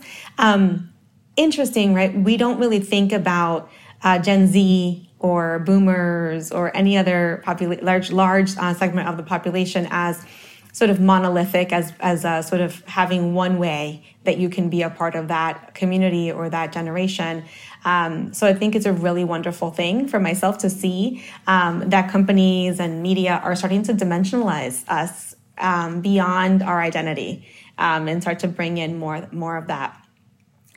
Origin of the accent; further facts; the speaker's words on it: New York City, New York, United States; also born or lived in Dominican Republic; I was born in the Dominican Republic, but I grew up in Harlem